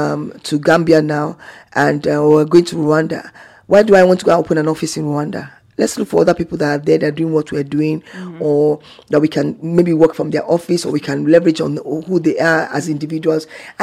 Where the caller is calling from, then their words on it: Zamfara, Nigeria; I'm calling from Zamfara State in Nigeria.